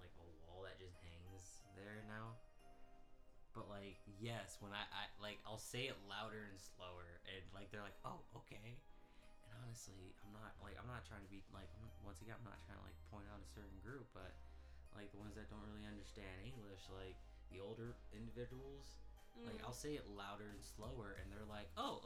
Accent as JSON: {"language": "English", "region": "South Florida", "country": "United States", "tie": "born or raised there", "moved": "yes", "said": "I grew up in South Florida."}